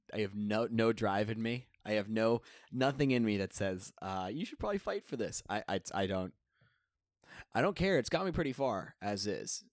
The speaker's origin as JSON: {"language": "English", "area": "south of Boston", "region": "Massachusetts", "country": "United States", "said": "I'm from south of Boston"}